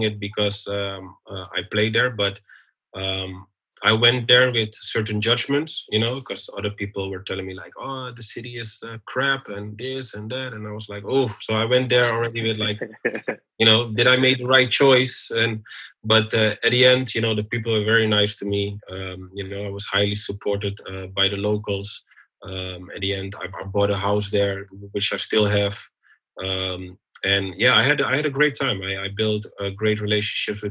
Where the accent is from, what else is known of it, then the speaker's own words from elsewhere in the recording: Amsterdam, North Holland, Netherlands; moved away as an adult; also born or lived in Turkey / United Arab Emirates / Germany; growing up in Belmer